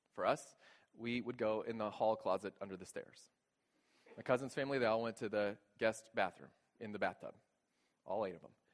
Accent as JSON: {"language": "English", "region": "Texas", "country": "United States", "tie": "born or raised there", "moved": "as an adult", "said": "Growing up in Texas, we didn't have basements"}